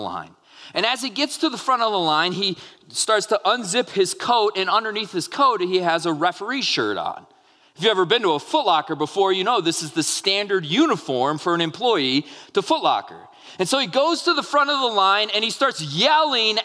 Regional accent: Minnesota, United States; I grew up in Minnesota

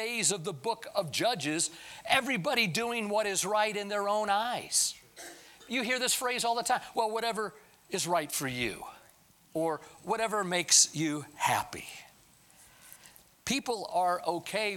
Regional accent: United States; Being an American is a wonderful thing

